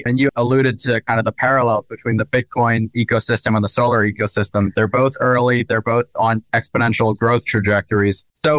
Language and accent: English; New Jersey, United States; moved away as an adult; now in Philadelphia, United States; Yeah, I'm from South Jersey, though. And now I live in Philly.